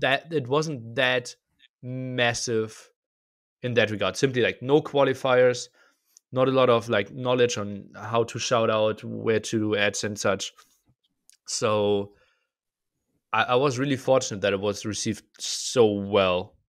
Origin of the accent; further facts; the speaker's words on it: eastern Germany, Germany; I was born in Eastern Germany